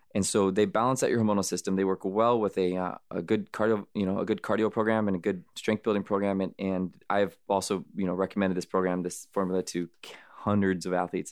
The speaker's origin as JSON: {"language": "English", "country": "United States", "tie": "born or raised there", "also_born_or_lived": "Arizona / California", "said": "I grew up in Arizona, California, in the sun"}